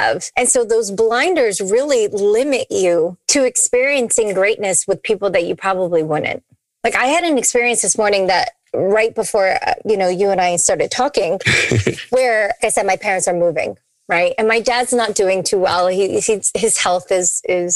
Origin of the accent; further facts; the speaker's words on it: New England, United States; also born or lived in Nashville; now in Tampa, United States; We're from New England.